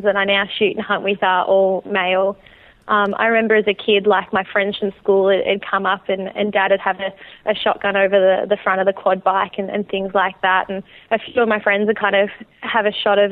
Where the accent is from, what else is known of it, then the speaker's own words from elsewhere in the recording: Geelong, Victoria, Australia; I'm from Geelong, Victoria, which is kind of about an hour south of Melbourne